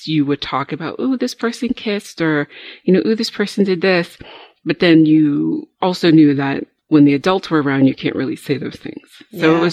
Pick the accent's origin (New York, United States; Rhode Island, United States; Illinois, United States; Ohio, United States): Rhode Island, United States; I grew up in a very Southern Baptist community in New England. So, you know, I grew up in Rhode Island